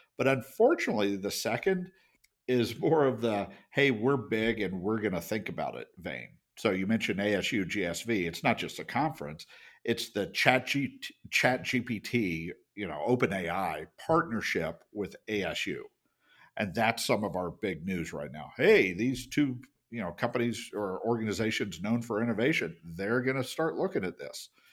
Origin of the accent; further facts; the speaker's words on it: United States; As an American